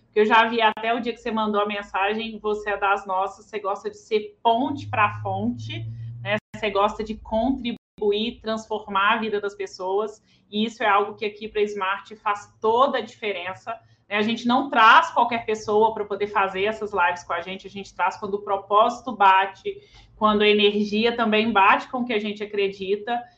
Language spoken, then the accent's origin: Portuguese; Belo Horizonte, Minas Gerais, Brazil; Eu sou de BH